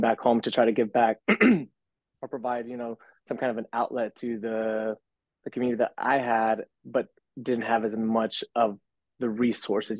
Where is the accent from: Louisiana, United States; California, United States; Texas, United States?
Texas, United States; McAllen; now in Los Angeles, United States; born and raised in Texas, from McAllen, Texas, down south, like real south